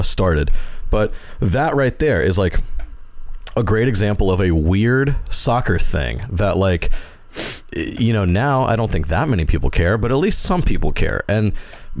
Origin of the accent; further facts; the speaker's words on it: Deep South, United States; I grew up in the South, like the deep South.